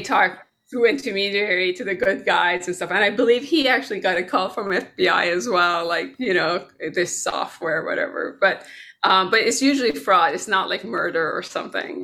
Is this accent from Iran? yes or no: yes; Tehran, Tehran Province, Iran; now in United States; I was born here, but predominantly I grew up in Tehran, Iran